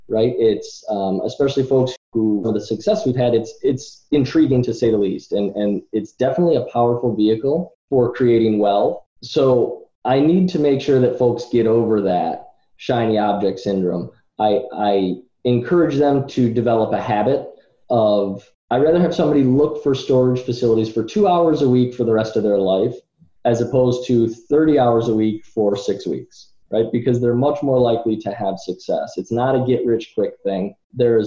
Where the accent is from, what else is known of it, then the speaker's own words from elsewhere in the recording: Rochester, New York, United States; I'm from Rochester, New York